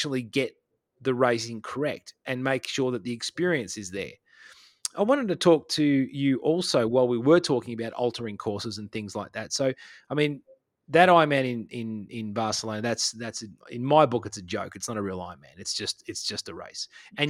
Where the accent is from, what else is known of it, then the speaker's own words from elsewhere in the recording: Australia; I can just be the angry Australian down here.